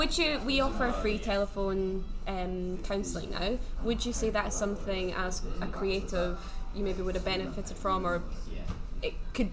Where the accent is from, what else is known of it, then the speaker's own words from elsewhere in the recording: Scotland, United Kingdom; we're both Scottish.